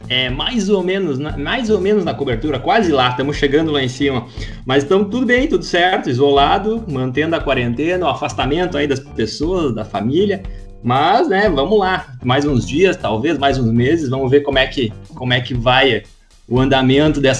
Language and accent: Portuguese; Russia; Eu não sou Viking, eu sou russo.